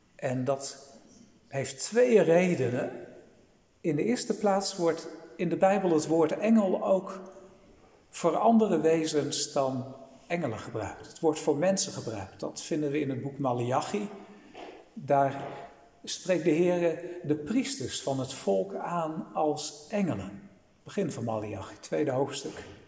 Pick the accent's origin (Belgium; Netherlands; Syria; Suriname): Netherlands; wij als Nederlanders